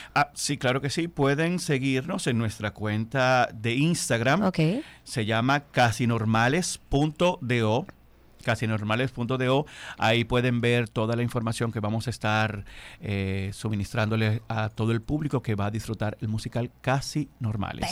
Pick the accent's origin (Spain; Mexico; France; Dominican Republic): Dominican Republic; Bajos de Haina, San Cristóbal; moved away; also born or lived in Distrito Nacional; yo soy de un municipio de San Cristóbal, yo soy de Jaina